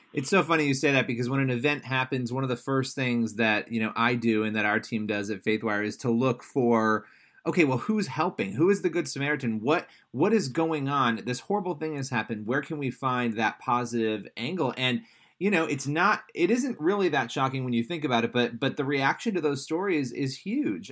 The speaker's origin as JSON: {"language": "English", "region": "New York", "country": "United States", "said": "I'm a New Yorker"}